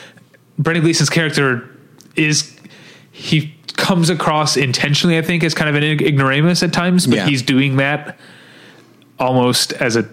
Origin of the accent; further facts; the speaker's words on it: United States; I never realized as an American that good to go is an Americanism.